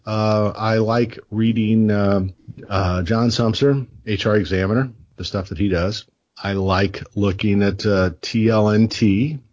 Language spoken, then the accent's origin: English; Illinois, United States; from Illinois